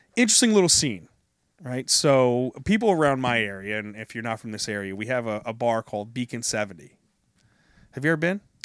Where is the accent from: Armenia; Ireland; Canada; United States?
United States; New Jersey; also born or lived in North Carolina; I'm from New Jersey, uh, I'm Italian